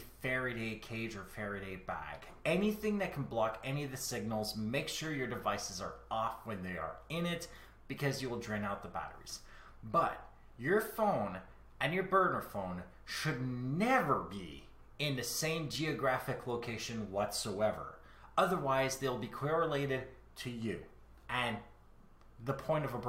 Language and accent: English; Canada; I am Canadian.